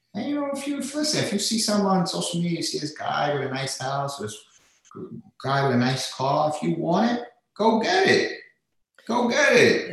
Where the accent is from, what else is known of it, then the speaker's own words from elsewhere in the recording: New York City, New York, United States; I grew up in uh, in Staten Island, New York